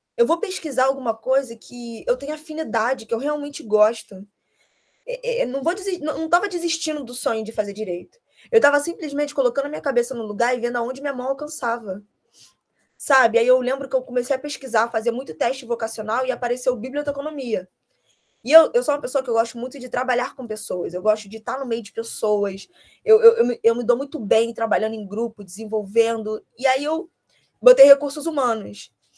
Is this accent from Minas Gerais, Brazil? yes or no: no; Rio de Janeiro, Brazil; eu sou carioca